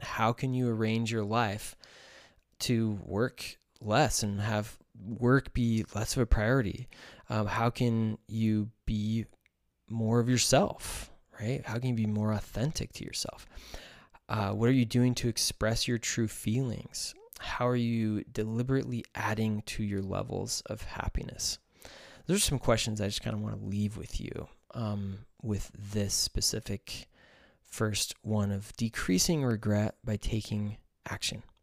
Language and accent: English; United States; I am from the United States